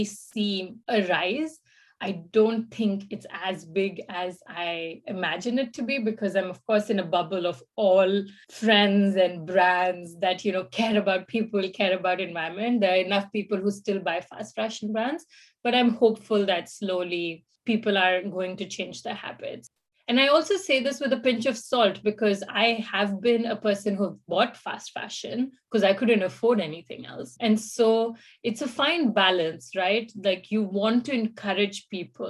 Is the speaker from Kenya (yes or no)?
no; India; moved away as an adult; now in Finland; I'm from India.